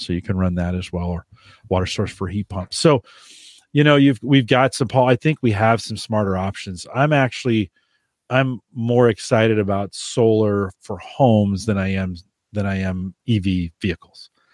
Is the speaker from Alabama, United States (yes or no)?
no; California, United States; I grew up in California